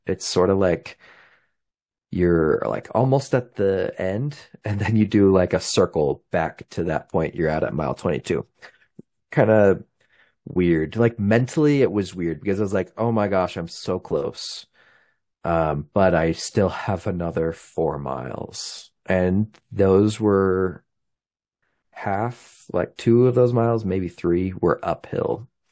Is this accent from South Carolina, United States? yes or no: no; Highland, Utah, United States; now in Logan, United States; I'm from Highland, Utah. but I live near Logan, Utah today.